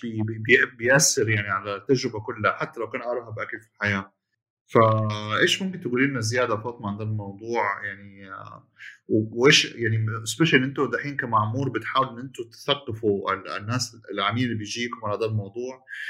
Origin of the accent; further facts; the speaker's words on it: Jeddah, Makkah Province, Saudi Arabia; عندنا بجده